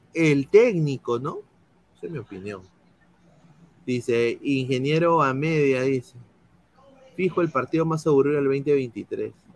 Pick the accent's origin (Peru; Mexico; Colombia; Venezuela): Peru; somos peruanos